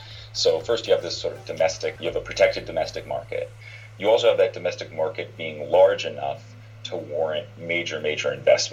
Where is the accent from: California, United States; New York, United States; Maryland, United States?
California, United States; Palo Alto; also born or lived in China; I grew up in Palo Alto